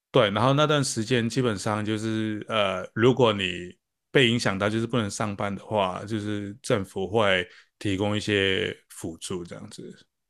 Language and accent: Chinese; Hong Kong; moved away as an adult; now in Australia; 那我是从香港来的